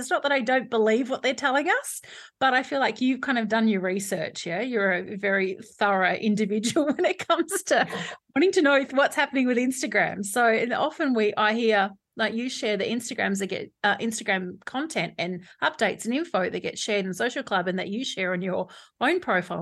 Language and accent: English; Perth, Western Australia, Australia; actually from my hometown.